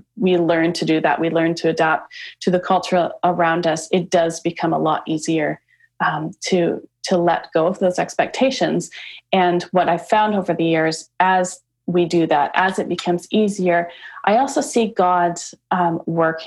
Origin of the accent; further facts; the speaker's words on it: Canada; moved away; I'm from Canada.